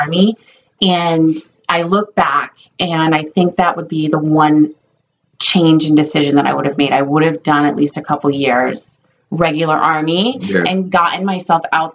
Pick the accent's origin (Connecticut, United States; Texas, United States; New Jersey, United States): Connecticut, United States; Hampton; I grew up in Hampton. Have you ever been to Hampton, Connecticut? It's a little town